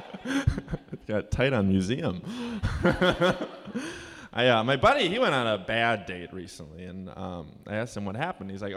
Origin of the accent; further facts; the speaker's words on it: Oconomowoc, Wisconsin, United States; I grew up in Oconomowoc. That's where I grew up